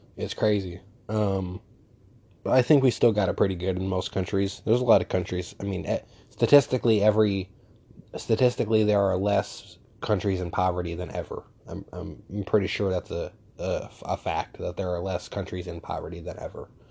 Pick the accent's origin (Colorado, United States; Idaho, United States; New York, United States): New York, United States; I'm from New York